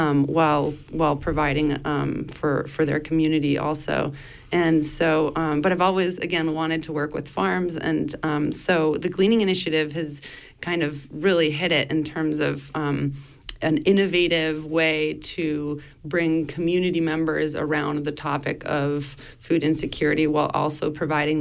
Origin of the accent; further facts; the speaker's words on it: Spain; also born or lived in Blue Hill Peninsula, Maine, United States / Germany; now in Maine, United States; But I grew up in Spain and have been going back and forth from Europe to the U.S.